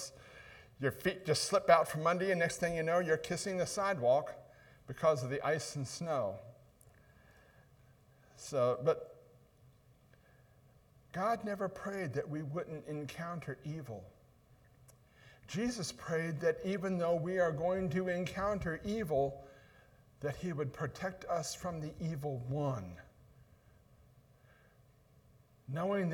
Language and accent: English; Ohio, United States; accent: northern; moved away; also born or lived in Buffalo, New York; I'm one of those northern guys. That's why I don't talk like you all do. I'm from Ohio